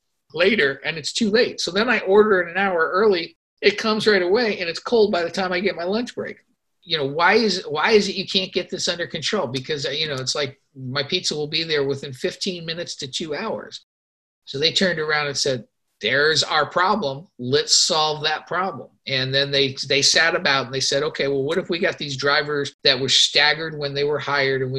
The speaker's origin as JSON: {"language": "English", "town": "Los Angeles", "region": "California", "country": "United States", "tie": "born or raised there", "said": "I grew up in Los Angeles"}